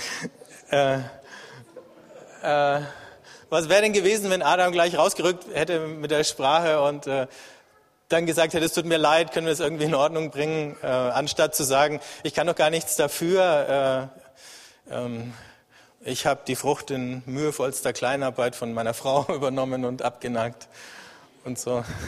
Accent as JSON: {"language": "German", "country": "Germany", "said": "als Deutsche und als Europäer."}